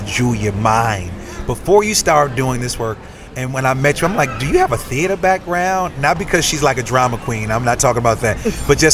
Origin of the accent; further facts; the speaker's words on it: Chicago, Illinois, United States; Me growing up in Chicago